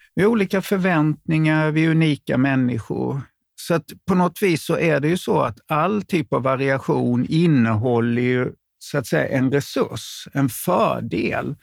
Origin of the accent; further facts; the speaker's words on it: Småland, Sweden; ni träffar mig som smålänning